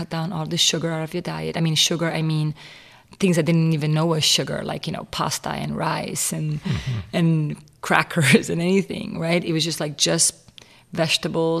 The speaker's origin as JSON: {"language": "English", "region": "Rio Grande do Sul", "country": "Brazil", "tie": "born or raised there", "said": "I was raised in Brazil in a Catholic family"}